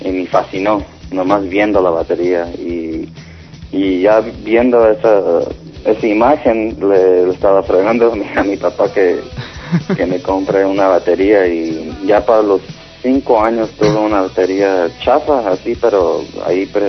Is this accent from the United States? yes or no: yes; Los Angeles, California, United States; aquí nací, en Hollywood.